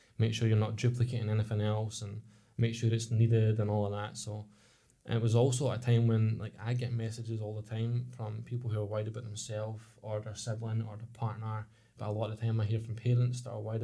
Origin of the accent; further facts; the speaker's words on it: Ladywell, Scotland, United Kingdom; We grew up in Ladywell, which is now recognised as a socially deprived area in Scotland